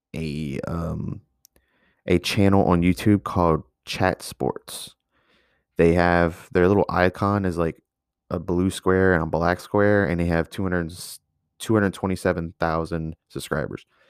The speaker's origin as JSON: {"language": "English", "region": "Louisiana", "country": "United States", "said": "I'm from Louisiana"}